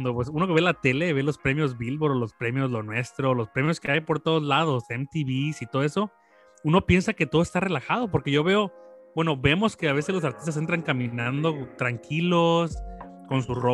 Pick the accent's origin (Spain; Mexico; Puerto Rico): Mexico; Villahermosa, Tabasco; nosotros somos de Tabasco, de Villahermosa, México